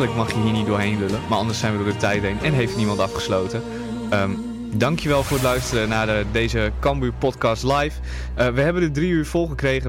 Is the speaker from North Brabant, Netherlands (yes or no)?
no; Groningen, Netherlands; kom ik uit Groningen.